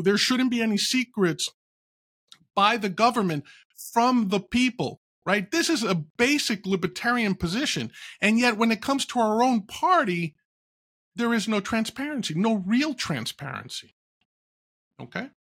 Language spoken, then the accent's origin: English; New York City, New York, United States; growing up in New York, living in New York, growing up not too far from where he was born in Queens